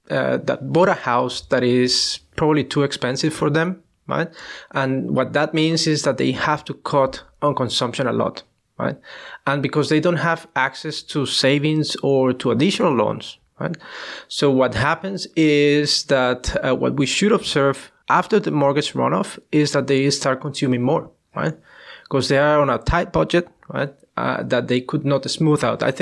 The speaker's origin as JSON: {"language": "English", "country": "Colombia", "moved": "yes", "said": "I'm from Colombia"}